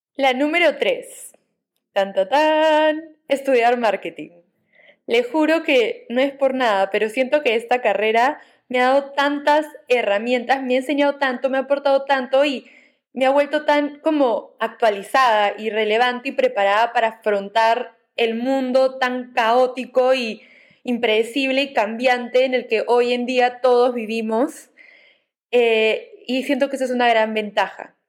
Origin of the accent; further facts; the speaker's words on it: Peru; moved away as an adult; also born or lived in Navarra, Spain; en mi país de origen, ¿no? Que es Perú